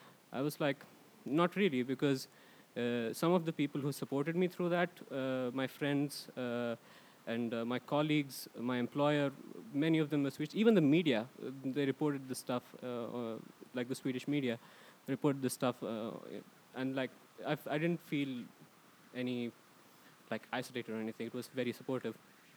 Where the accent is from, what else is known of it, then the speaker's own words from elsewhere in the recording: Bangalore, Karnataka, India; moved away as an adult; now in Sweden; I come from India, and I've been here for the better part of 8 years.